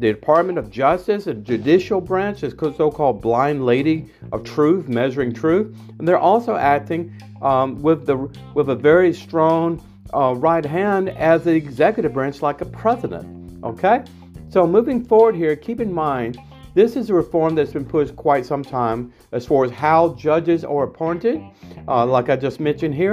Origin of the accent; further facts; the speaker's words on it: United States; also born or lived in Washington, D.C. area; I'm an American Hasidic Jew living in the Washington, D.C. area